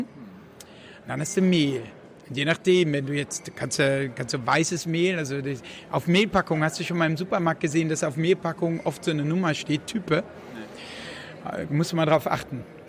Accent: Netherlands; moved away; ich bin in Holland aufgewachsen

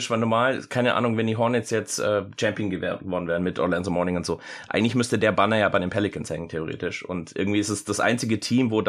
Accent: Germany; also born or lived in United States; Ich bin Amerikaner, bin aber größtenteils in Deutschland aufgewachsen, aber viel auch hin und her gezogen, aber die Jahre, wo ich in den USA gelebt habe, war ich tatsächlich eher Baseball-Fan

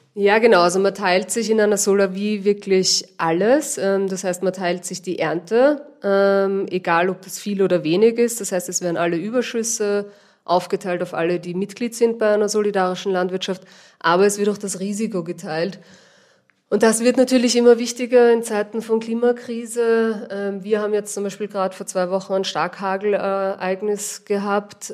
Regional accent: Vienna, Austria; moved away as an adult; now in Almtal, Austria; Wie man vielleicht hört, bin ich nicht ursprünglich aus Oberösterreich. Ich komme aus Wien eigentlich.

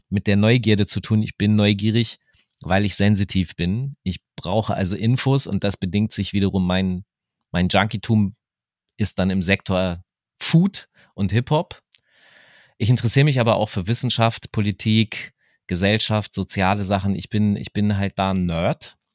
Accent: Rostock, Mecklenburg-Vorpommern, Germany; dänische kam rein bei uns in Rostock.

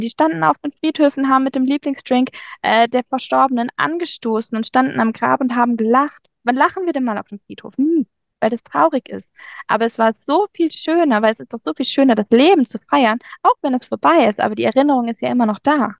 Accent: Germany; bei uns in Deutschland

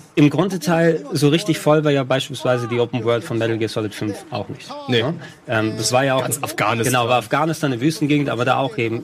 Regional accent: near Thessaloniki, Central Macedonia, Greece; now in Germany; in der Nähe von Thessaloniki, wo ich herkomme

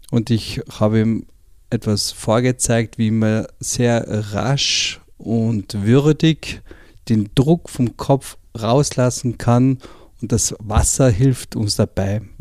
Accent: Carinthia, Austria; ich komme aus Kärnten

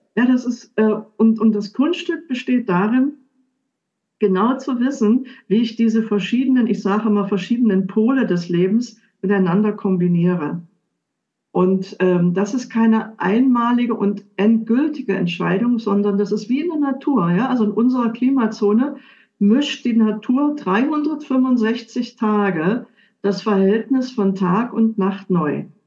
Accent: Dessau, Saxony-Anhalt, Germany; moved away as an adult; also born or lived in Switzerland / Munich; Ich bin zurückgegangen. Ich komme aus Dessau

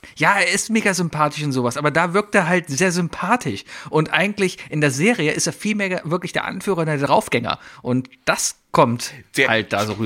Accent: Germany; ich bin Deutscher, darum sage ich Avengers

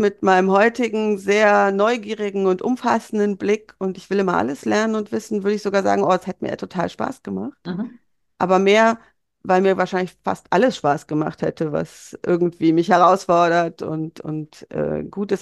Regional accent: Bonn, North Rhine-Westphalia, Germany; ich bin in, in Bonn geboren und aufgewachsen

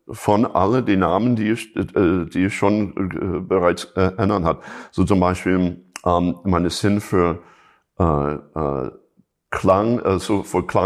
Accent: Chicago, Illinois, United States; German is a second language; ich komme ursprünglich aus Chicago, so natürlich das ist ein, äh, ein, ein Staat, wo, wo, wo einfach die Blues einfach zu Hause ist.

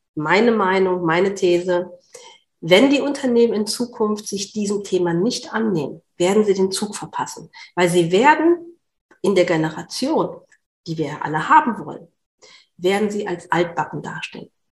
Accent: Berlin, Germany; ich komme aus Berlin

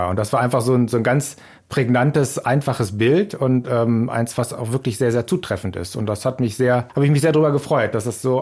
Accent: Germany; Ja, ich als Deutscher habe mich natürlich ziemlich geärgert

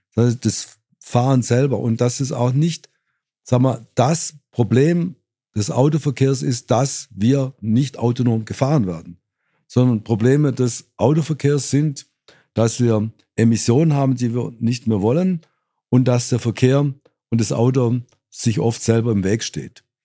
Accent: Swabia, Germany; als Schwabe

